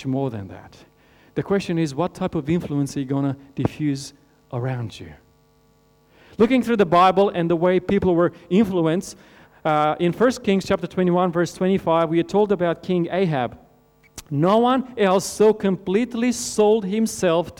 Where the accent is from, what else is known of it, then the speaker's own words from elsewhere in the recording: Romania; moved away; I grew up in Romania in Europe.